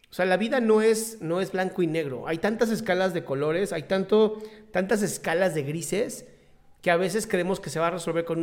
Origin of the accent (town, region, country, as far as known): Mexico City, Mexico